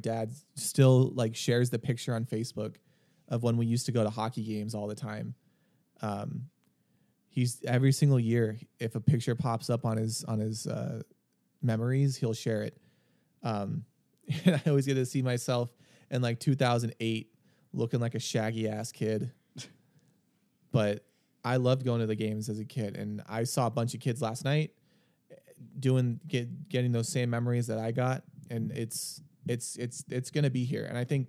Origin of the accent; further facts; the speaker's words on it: Scottsdale, Arizona, United States; I grew up in the North Scottsdale area.